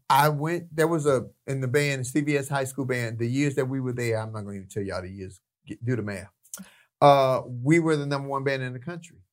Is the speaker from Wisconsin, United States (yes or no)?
no; Chicago, Illinois, United States; moved away as an adult; also born or lived in Long Beach, California; now in Los Angeles, United States; I'm from the city of Chicago. I'm from Chicago.